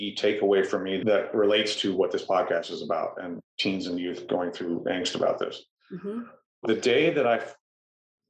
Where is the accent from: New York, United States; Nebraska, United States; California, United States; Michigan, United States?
California, United States; Fullerton; I grew up in Fullerton